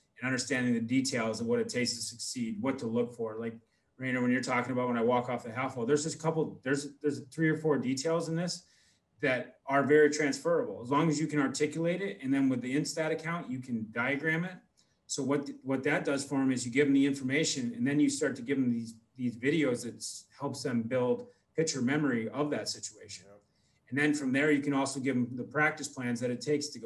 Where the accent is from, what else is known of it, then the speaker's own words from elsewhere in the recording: United States; I'm American